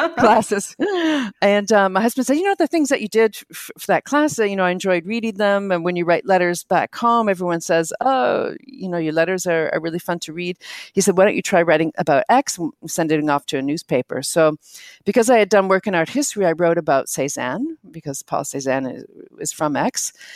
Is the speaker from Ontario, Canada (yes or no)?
yes; near Toronto, Ontario, Canada; moved away as an adult; also born or lived in Silicon Valley; now in France; growing up near Toronto